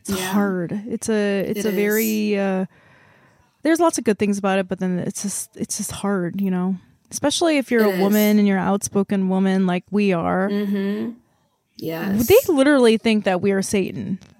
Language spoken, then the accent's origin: English; South Korea; moved away; I love being Korean. There's so many problems with it, though, because I grew up in Korea